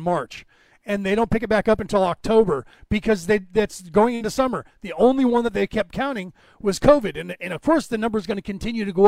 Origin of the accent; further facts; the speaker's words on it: California, United States; accent: California; I'm from California